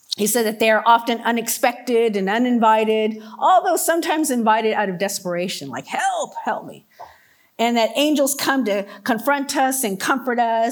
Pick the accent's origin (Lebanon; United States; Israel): United States; Orange County, California; I grew up in Orange County, California, Disneyland area